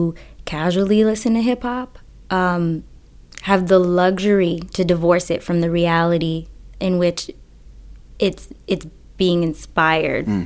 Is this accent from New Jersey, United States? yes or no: no; Boston, Massachusetts, United States; I'm originally from Boston